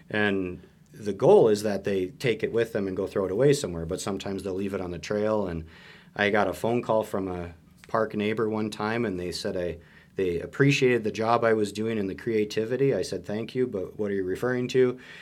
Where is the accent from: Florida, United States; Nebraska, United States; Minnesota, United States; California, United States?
Minnesota, United States; moved away as an adult; also born or lived in Montana; I grew up in Minnesota